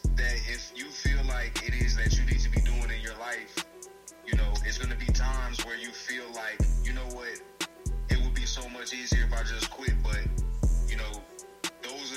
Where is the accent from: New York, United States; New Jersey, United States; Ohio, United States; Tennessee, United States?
New York, United States; New York City; born or raised there; accent: Southern